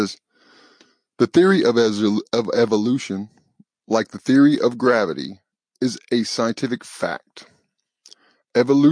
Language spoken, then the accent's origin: English; the South, United States; accent: southern; my southern accent